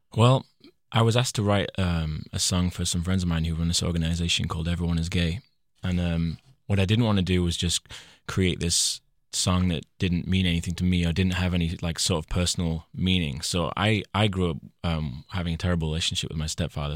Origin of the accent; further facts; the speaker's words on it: Leyland, North West England, United Kingdom; My hometown is called Leyland, uh, in Lancashire, the northwest of England